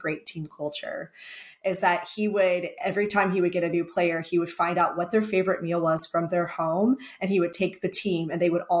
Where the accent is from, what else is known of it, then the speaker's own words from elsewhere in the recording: Texas, United States; now in North Carolina, United States; I'm from Texas